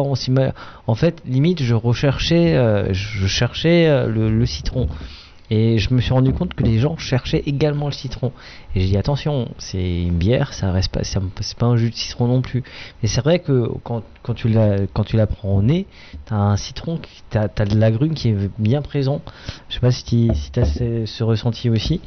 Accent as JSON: {"language": "French", "region": "Grand Est", "country": "France", "said": "Je suis un Alsacien"}